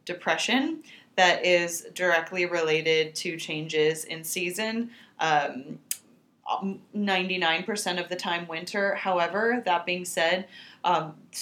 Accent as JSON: {"language": "English", "region": "California", "country": "United States", "tie": "born or raised there", "moved": "as an adult", "lives_now": "New York, United States", "said": "Growing up in California, winters were very mild"}